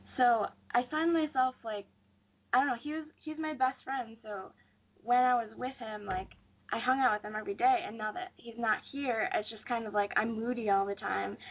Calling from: Olean, New York, United States; I'm calling from uh, Olean, New York

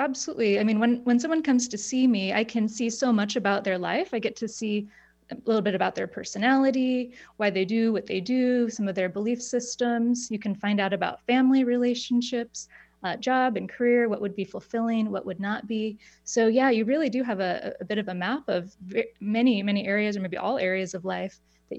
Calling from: Portland, Oregon, United States; I'm in Portland, Oregon, so not too far.

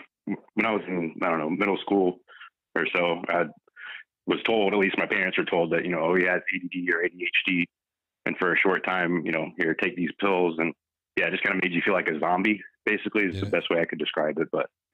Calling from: Minnesota, United States

